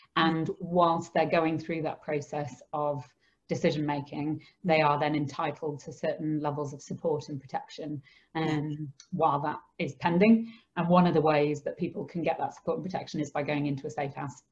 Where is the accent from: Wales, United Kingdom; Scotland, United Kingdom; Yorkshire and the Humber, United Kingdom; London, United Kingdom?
Yorkshire and the Humber, United Kingdom; Skipton; I grew up in Skipton with my mum, dad, and my brother